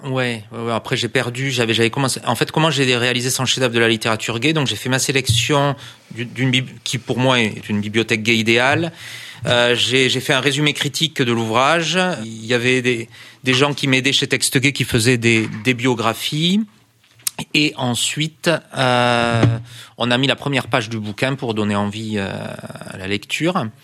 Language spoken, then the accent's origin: French; France; je suis français